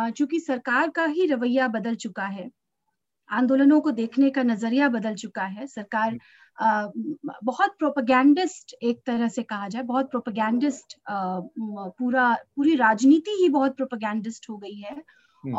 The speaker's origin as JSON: {"language": "Hindi", "region": "Uttar Pradesh", "country": "India", "said": "मैं उत्तर प्रदेश से हूँ"}